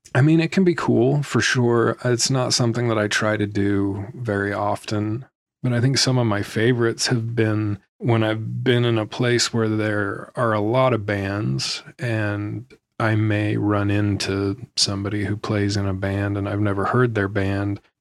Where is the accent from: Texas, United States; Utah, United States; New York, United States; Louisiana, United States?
Utah, United States; Salt Lake City; born or raised there